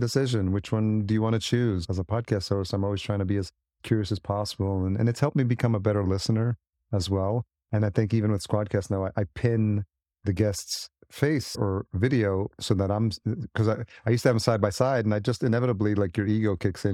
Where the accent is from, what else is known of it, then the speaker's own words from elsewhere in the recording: New York City, New York, United States; moved away as an adult; also born or lived in Los Angeles; I grew up in the city, as you, I mean, I'm, I'm a New Yorker at heart